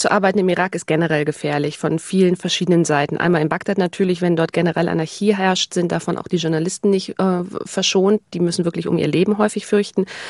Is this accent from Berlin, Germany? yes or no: no; Hamburg, Germany; Also ich komme aus Hamburg